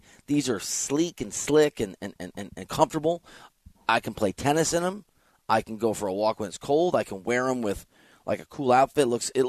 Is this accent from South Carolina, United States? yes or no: no; Iowa, United States; I am from Iowa. We have had a family farm.